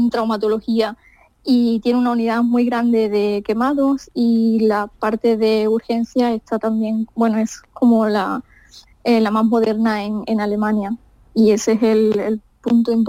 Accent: Andalusia, Spain; la verdad es que tres de mis compañeros ya han ido incluso a Huelva han estado no directamente en mi pueblo, pero han estado en Doñana

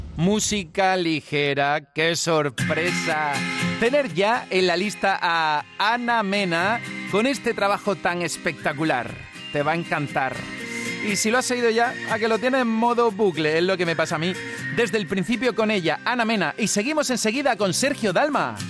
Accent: Granada, Andalusia, Spain; now in Málaga, Spain; yo soy de Granada y estoy en Málaga

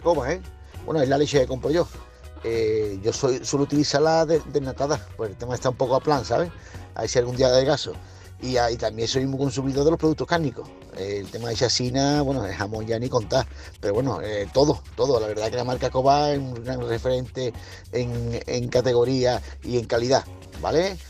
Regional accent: Cádiz, Andalusia, Spain; soy de aquí de Cádiz

